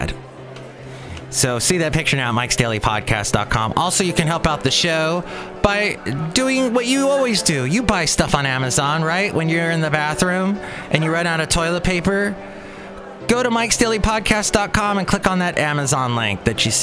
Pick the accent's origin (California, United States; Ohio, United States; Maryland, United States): California, United States; moved away; also born or lived in Alabama; Growing up in California, moving to Alabama